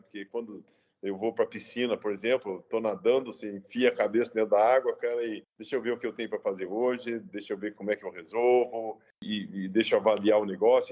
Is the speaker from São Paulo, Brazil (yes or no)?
no; Prudentópolis, Paraná, Brazil; moved away as an adult; also born or lived in Rondônia; eu de fato nasci em Prudentópolis